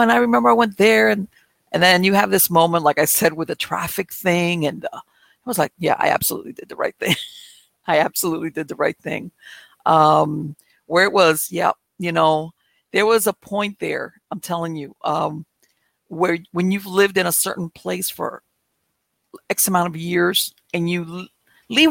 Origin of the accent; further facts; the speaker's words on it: Miami, Florida, United States; moved away as an adult; now in North Florida, United States; I was born and raised in Miami.